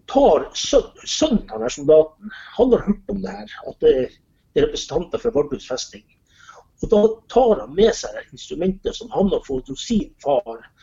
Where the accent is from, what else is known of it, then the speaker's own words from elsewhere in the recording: Vardø, Finnmark, Norway; moved away; hjemme i Vardø. Jeg er vardøværing egentlig. Jeg har vokst opp rett opp med festninga.